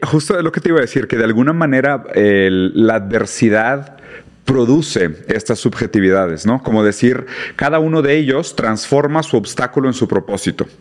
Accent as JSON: {"language": "Spanish", "town": "Monterrey", "region": "Nuevo León", "country": "Mexico", "said": "soy de Monterrey"}